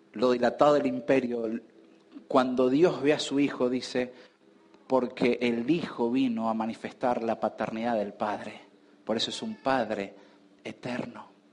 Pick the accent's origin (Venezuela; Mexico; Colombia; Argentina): Argentina; Nosotros hoy estamos como argentinos